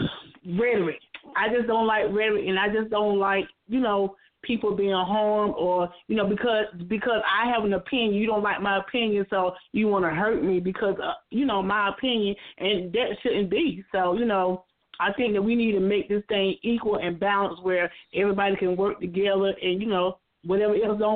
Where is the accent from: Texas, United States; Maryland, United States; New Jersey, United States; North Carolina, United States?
North Carolina, United States; Bethel; with me and Tim, we come from Belton